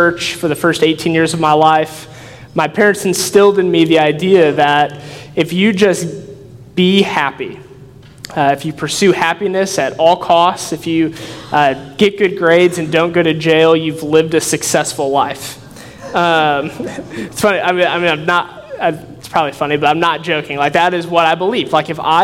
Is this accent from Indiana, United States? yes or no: yes; Northwest Indiana, United States; moved away as an adult; now in Evansville, United States; I grew up in Northwest Indiana